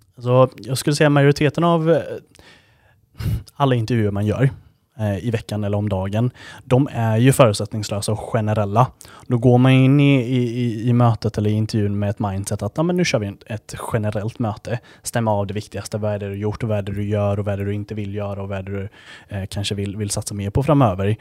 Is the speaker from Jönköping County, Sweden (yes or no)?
yes; Gnosjö, Jönköping County, Sweden; moved away as an adult; Född och uppvuxen i Gnosjö